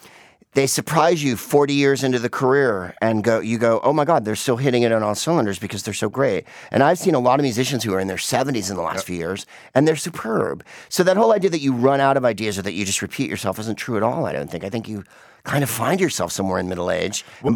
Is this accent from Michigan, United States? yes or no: no; San Francisco, California, United States; I'm from San Francisco, was a San Francisco guy.